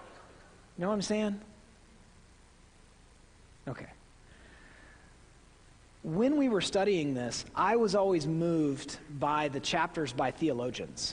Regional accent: Midwest, United States; accent: Midwestern; my Midwestern accent

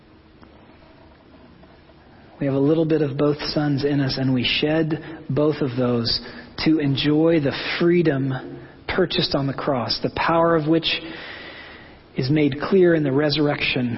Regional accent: Oklahoma, United States; I'm from Oklahoma

